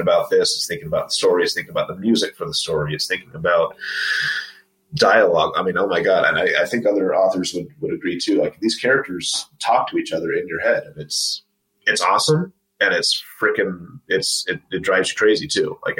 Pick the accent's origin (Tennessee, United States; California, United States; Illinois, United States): California, United States; Los Angeles; moved away as an adult; also born or lived in Huntington Beach, California / Washington, DC area, Virginia; now in Utah, United States; I'm from Los Angeles originally